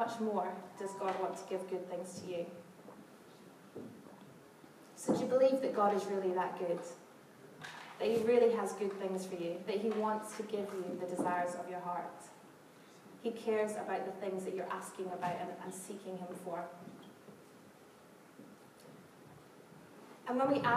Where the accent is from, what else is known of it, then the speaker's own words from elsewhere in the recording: Scotland, United Kingdom; now in London, United Kingdom; I'm from Scotland, where we chat to everybody